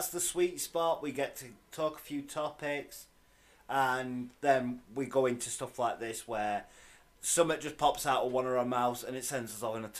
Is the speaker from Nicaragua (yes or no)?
no; United Kingdom; I might be British, but I'm not Welsh